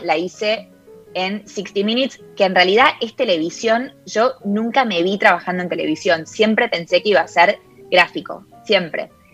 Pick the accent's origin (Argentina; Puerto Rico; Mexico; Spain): Argentina; first language Spanish; moved away as an adult; now in United States; mi característica de ser argentina, de que el inglés está bien que vivo acá hace 10 años, pero no es mi primera lengua